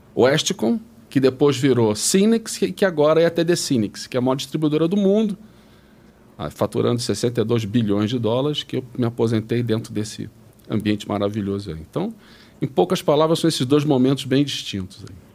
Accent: Rio de Janeiro, Brazil; moved away as an adult; now in São Paulo, Brazil; Eu sou do Rio, fiz a PUC do Rio

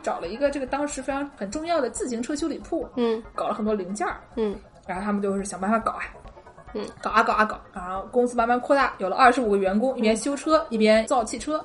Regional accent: China; now in United States; 我们中国人

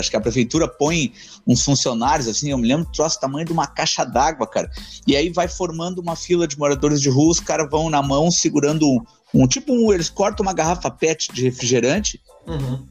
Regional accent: Porto Alegre, Rio Grande do Sul, Brazil; eu nasci uh, na divisa de Alvorada com Porto Alegre

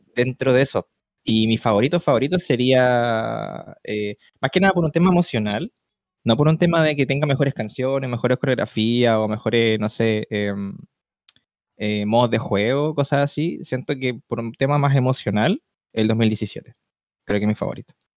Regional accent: Chile; aquí en mi país

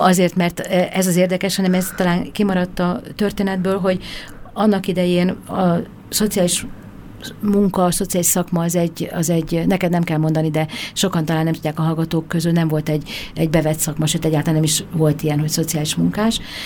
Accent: Hungary; moved away; vidéken nőttem föl

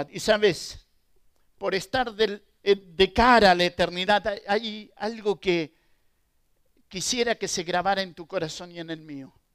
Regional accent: Argentina; Argentina, y perdonen por la ilustración, pero Argentina es un país futbolero. Y en casa somos todos de Boca y solamente mi esposa de River.

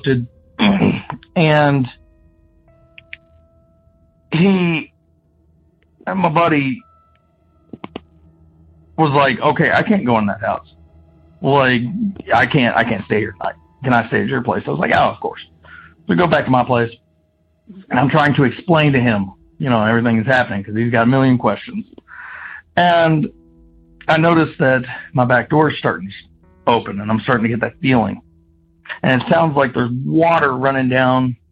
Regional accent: Kentucky, United States; I'm from Kentucky

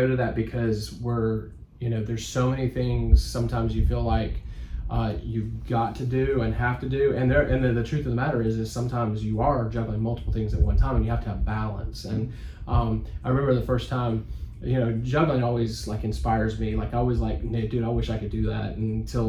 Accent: Augusta, Georgia, United States; I was born and raised in Augusta, Georgia.

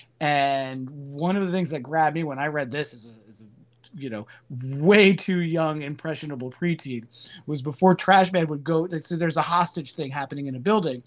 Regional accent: Ridgewood, New Jersey, United States; I grew up around Ridgewood, New Jersey

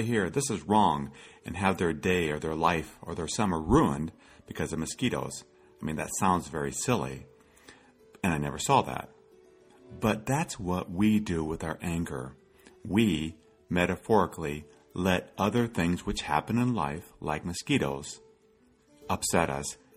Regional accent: Iowa, United States; As a child, I grew up in Iowa

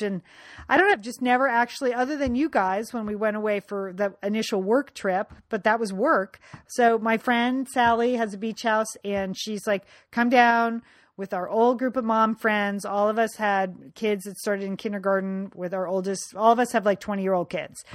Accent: Connecticut, United States; growing up in Connecticut

